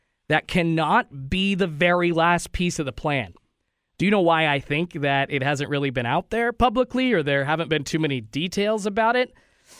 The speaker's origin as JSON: {"language": "English", "region": "West Coast", "country": "United States", "tie": "born or raised there", "said": "growing up on the West Coast"}